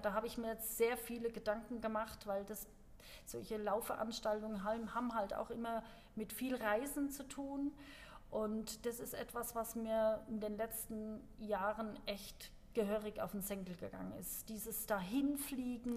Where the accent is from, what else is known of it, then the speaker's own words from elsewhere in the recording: Germany; bei uns in Deutschland